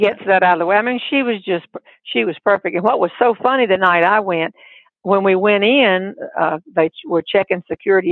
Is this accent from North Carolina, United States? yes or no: yes; North Carolina, United States; I wasn't born here, but I was brought up here